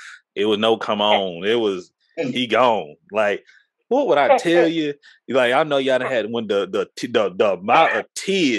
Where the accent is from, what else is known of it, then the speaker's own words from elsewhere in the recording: Texas, United States; we're from Texas